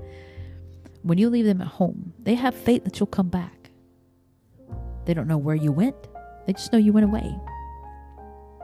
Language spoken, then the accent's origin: English; the South, United States; growing up in the South